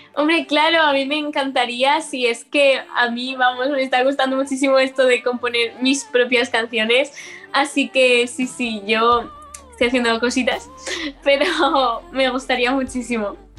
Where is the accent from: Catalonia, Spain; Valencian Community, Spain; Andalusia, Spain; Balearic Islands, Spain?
Valencian Community, Spain; L'Eliana; voy al instituto de mi pueblo y he crecido ahí y siempre me conocen desde chiquitita